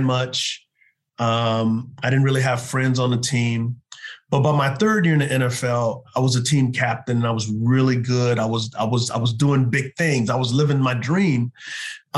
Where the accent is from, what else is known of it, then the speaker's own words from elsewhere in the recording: Texas, United States; now in Charlotte, United States; growing up in Texas, my family, we didn't really go to church.